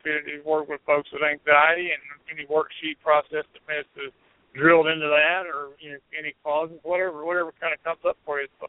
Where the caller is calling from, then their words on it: Asheville, North Carolina, United States; calling from Asheville.